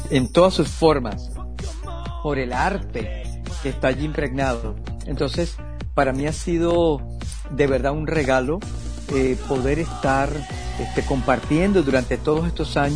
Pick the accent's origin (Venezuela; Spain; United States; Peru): Venezuela; Yo vengo, vengo de Venezuela, de estar haciendo música pop, vengo de todo, vengo del rock and roll